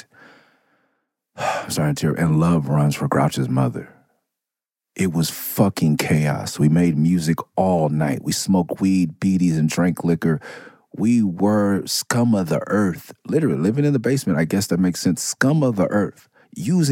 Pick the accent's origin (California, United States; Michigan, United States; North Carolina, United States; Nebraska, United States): California, United States; Southern; being a Californian, Southern California